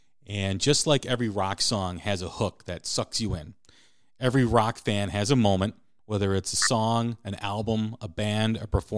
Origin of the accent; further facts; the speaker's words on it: Chicago, Illinois, United States; from Chicago, Illinois, my hometown.